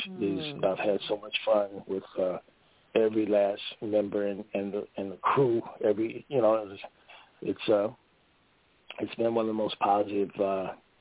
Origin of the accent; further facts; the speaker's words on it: St. Louis, Missouri, United States; growing up in St. Louis, there were no acting classes or teachers for young African-Americans